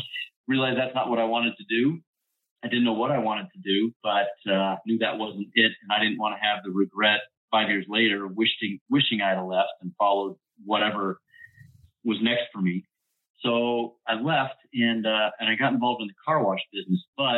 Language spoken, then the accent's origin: English; Colorado, United States; Born and raised in Colorado.